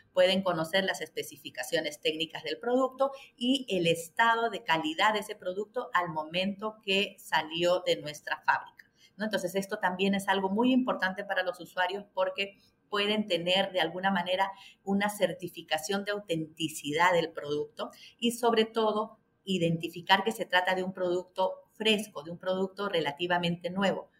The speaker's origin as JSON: {"language": "Spanish", "country": "Peru"}